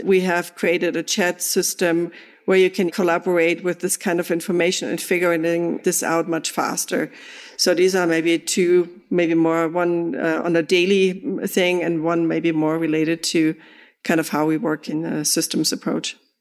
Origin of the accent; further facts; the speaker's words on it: Germany; moved away; I'm from Germany.